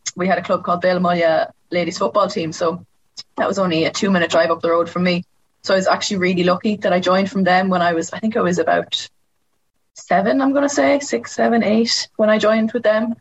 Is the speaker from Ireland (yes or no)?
yes; Roscommon, Connacht, Ireland; I'm from Roscommon